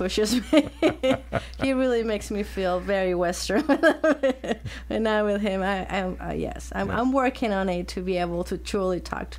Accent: Bogotá, Colombia; moved away as an adult; now in Columbia, United States; So I was born and raised in Bogota in the 70s. That's where I was born. And all my family from Colombia, and I'm from Bogota.

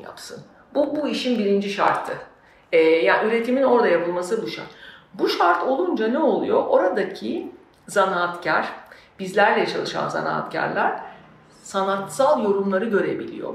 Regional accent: Söke, Aydın, Turkey; moved away; also born or lived in Istanbul; Benim doğduğum, büyüdüğüm topraklarda ki benim doğduğum, büyüdüğüm yer Söke

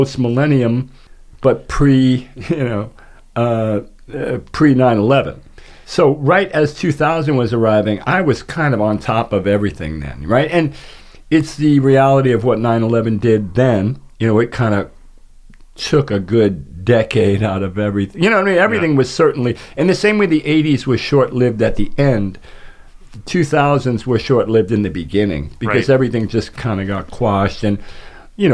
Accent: New York City, New York, United States; I'm from New York, of course

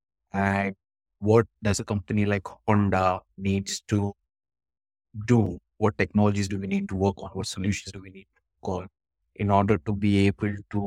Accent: Mumbai, Maharashtra, India; now in United Kingdom; I currently live in the UK. I was born and brought up in Mumbai, where I spent most of my early days in youth.

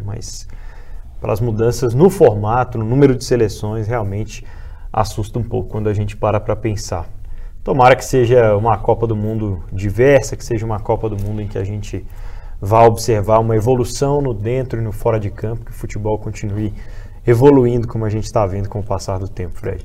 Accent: Germany; nasci aqui, cresci né, na Alemanha, meu pai, meus pais são brasileiros

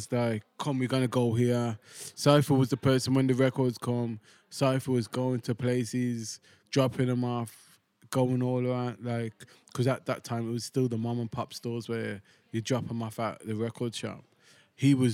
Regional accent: United Kingdom; until we open our mouth, they don't know we're British.

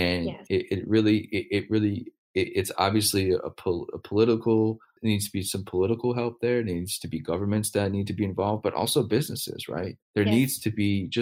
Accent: United States; as an American

